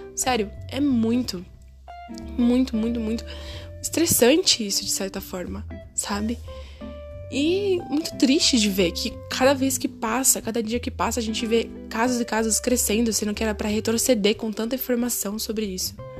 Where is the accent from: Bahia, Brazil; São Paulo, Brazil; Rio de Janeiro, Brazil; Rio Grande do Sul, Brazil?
São Paulo, Brazil; nasci e sou criada em São Paulo